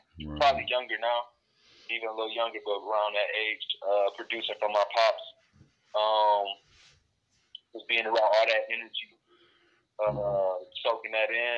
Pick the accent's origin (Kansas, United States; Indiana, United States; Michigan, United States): Michigan, United States; Detroit; Detroit, Michigan. B-Town, baby